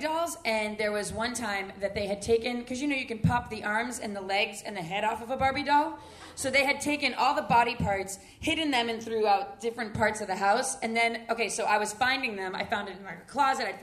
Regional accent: Framingham, Massachusetts, United States; the name of our hometown, Framingham, Massachusetts.

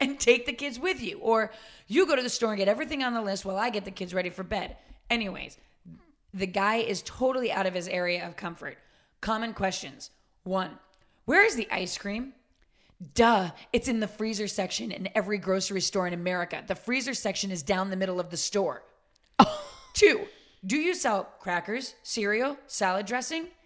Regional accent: suburban Massachusetts, United States; When I was growing up in Suburban, Mass

